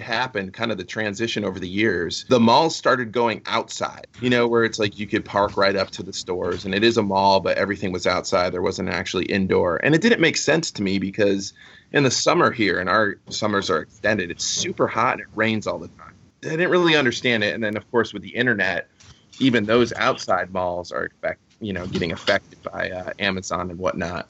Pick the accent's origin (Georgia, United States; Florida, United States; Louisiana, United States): Florida, United States; Fort Myers; I grew up here in Fort Myers